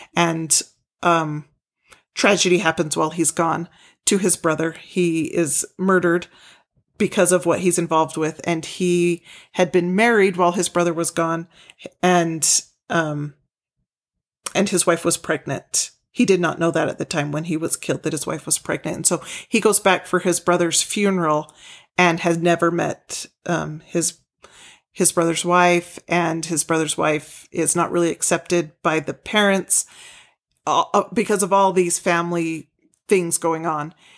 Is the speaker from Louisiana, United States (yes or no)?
no; Utah, United States; we're from Utah